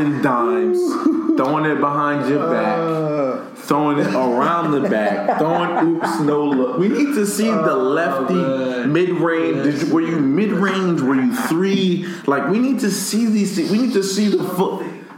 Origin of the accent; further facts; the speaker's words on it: Paterson, New Jersey, United States; that was me growing up in Patterson, New Jersey, going through what I was going through.